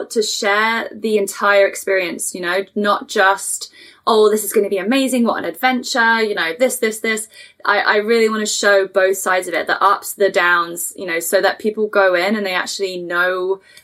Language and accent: English; England, United Kingdom; moved away as an adult; also born or lived in Toronto area; now in Canada; I'm from England.